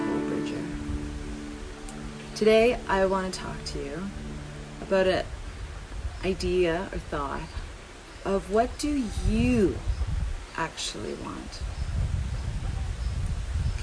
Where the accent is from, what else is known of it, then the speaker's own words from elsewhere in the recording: Vancouver, British Columbia, Canada; growing up in Vancouver